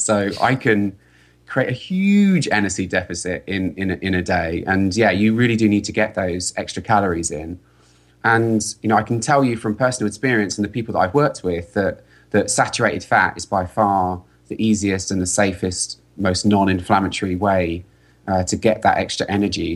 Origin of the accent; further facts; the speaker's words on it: London, United Kingdom; moved away as an adult; now in California, United States; I'm British, I'm from London, and I was living in California.